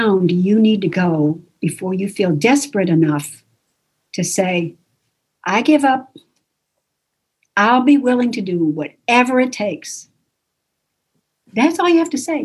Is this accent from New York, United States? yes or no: yes; Buffalo, New York, United States; I was raised in Buffalo, New York